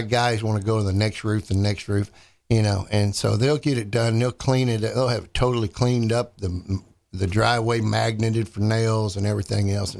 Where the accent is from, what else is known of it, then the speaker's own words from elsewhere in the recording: Dallas, Texas, United States; moved away; I'm from Dallas originally, you know, so I go back to Dallas